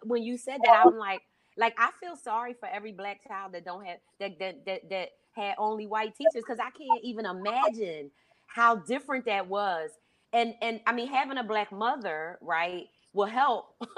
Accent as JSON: {"language": "English", "town": "Philadelphia", "region": "Pennsylvania", "country": "United States", "tie": "born or raised there", "said": "I grew up in Philadelphia, Pennsylvania, right? And I grew up in the 70s."}